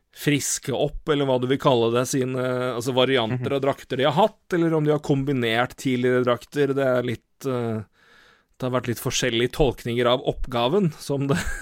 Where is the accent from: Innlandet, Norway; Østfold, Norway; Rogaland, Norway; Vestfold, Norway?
Innlandet, Norway; Elverum; moved away; Jeg har vært jeg har vært hjemme i Elverum siden, siden, juni, og rett og slett bodd hjemme.